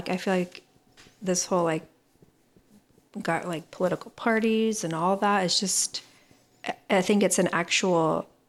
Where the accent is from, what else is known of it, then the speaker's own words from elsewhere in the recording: Las Vegas, Nevada, United States; when I grew up in Vegas.